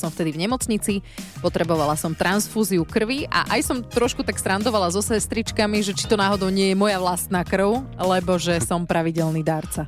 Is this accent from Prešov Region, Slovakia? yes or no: no; Žarnovica, Banská Bystrica Region, Slovakia; ja som zo Žarnovice